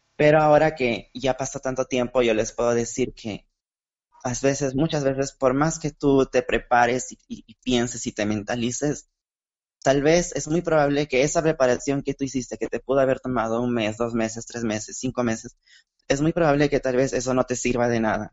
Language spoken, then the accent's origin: Spanish; Lima, Peru; por primera vez del Perú. Yo nunca había estado fuera